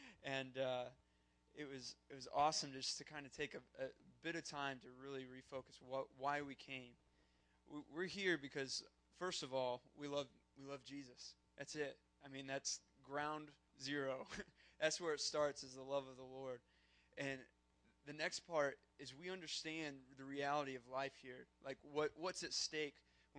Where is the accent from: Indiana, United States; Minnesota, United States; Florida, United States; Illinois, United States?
Indiana, United States; Fort Wayne; Even though we're from Fort Wayne, we're still part of the same church that you are.